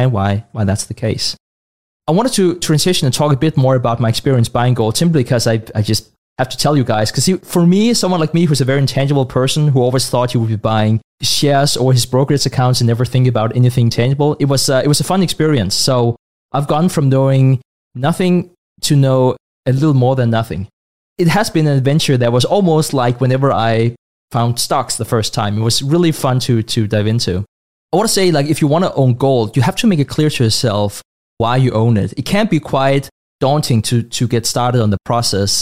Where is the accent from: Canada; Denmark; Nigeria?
Denmark; also born or lived in Asia; born and raised in Denmark